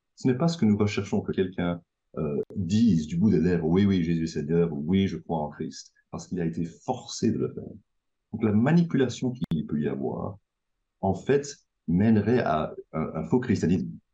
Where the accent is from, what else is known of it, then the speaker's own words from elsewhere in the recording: Belgium; je, viens de Belgique, je suis à Bruxelles actuellement